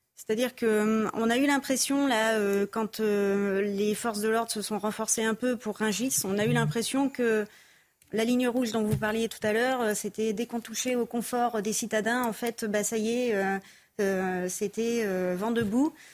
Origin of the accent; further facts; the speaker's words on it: Tours, Centre-Val de Loire, France; moved away; J'ai grandi à Tours, en plein centre-ville, dans un milieu plutôt aisé